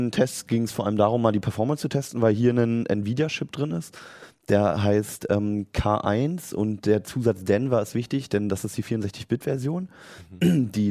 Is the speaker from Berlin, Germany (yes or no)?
yes; Berlin, Germany; also ich bin in Berlin aufgewachsen, da gibt es noch im Ostteil, gibt es an manchen so Häuserwänden so, so Arbeiterbilder